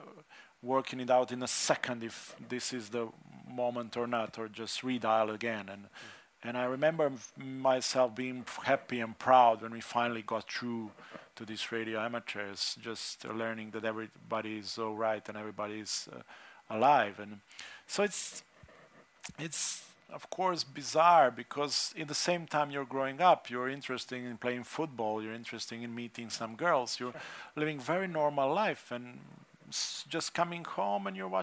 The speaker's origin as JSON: {"language": "English", "country": "Slovenia", "tie": "born or raised there", "said": "my growing up in Slovenia, being non-Slovenian, being Čefur."}